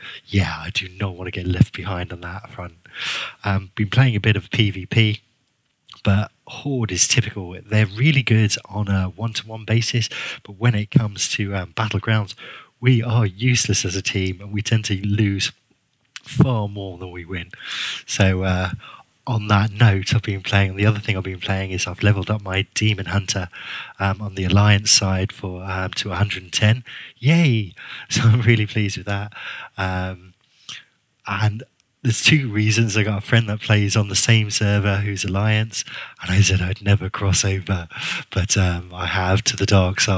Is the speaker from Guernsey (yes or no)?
yes; Guernsey; accent: kind of English; the island's called Guernsey, so I'm a Guernseyman.